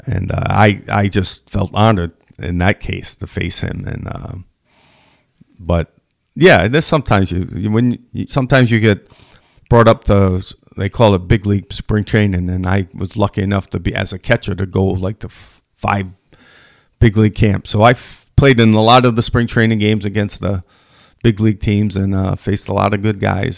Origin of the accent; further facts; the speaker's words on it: Edgewood, Rhode Island, United States; I grew up in Edgewood, Rhode Island, which, very, very great community for athletics.